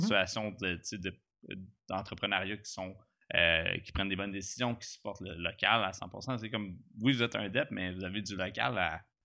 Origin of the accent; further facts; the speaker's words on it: Gatineau, Quebec, Canada; Je viens de Gatineau, je suis pas un gars d'Armeux